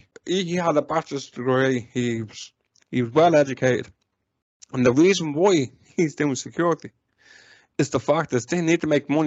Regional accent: Ireland; as an Irish person

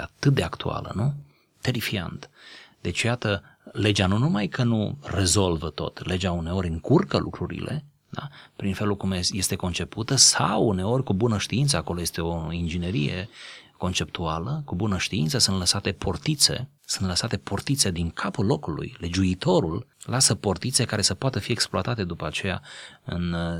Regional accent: Romania; noi doi suntem români

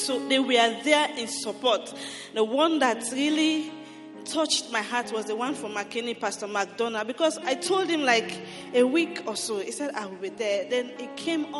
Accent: Sierra Leone; moved away; I am from Sierra Leone

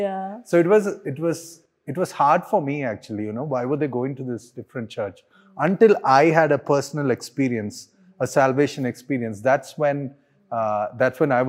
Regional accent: Hyderabad, Telangana, India; I grew up in Hyderabad, so I pretty much know Telugu and Hindi well.

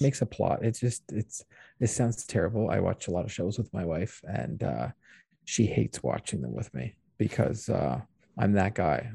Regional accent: Canada; as a Canadian

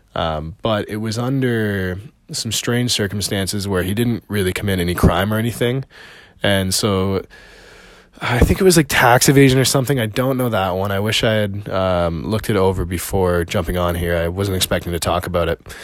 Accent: Canada; also born or lived in Montreal; I'm Canadian. I live in Montreal

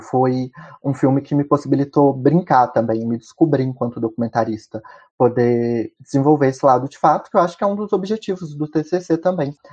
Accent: Ouro Preto, Minas Gerais, Brazil; eu sou mineiro de Ouro Preto

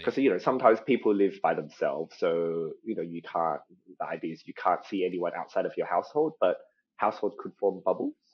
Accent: Australia; accent: Australian; my my Australian accent is actually like a part of a special sort of like subset. Um, so we call ourselves ABCs or Australian born Chinese.

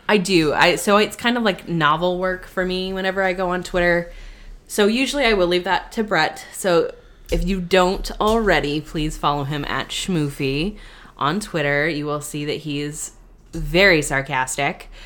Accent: West Coast, United States; moved away; I grew up on the West Coast and was going to theme parks

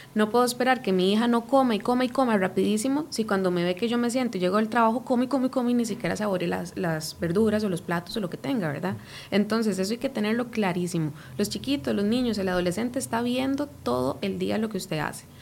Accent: Costa Rica; nosotros como ticos

